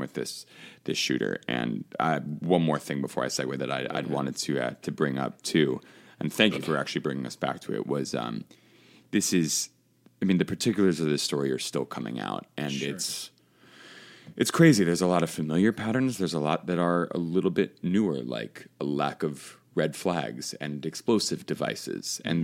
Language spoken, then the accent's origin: English; Chicago, Illinois, United States; now in Connecticut, United States; my Chicago team in Connecticut